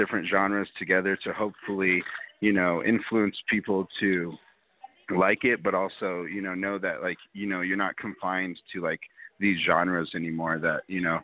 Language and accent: English; Denver, Colorado, United States; I'm from Denver, Colorado